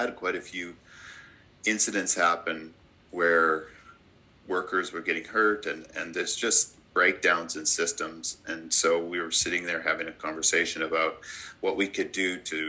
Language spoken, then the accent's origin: English; Yukon, Canada; I grew up in the Yukon, one of 10 kids